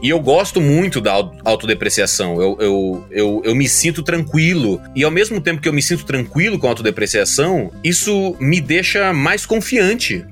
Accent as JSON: {"language": "Portuguese", "town": "Sinop", "region": "Mato Grosso", "country": "Brazil", "moved": "yes", "said": "Eu saí lá do Mato Grosso"}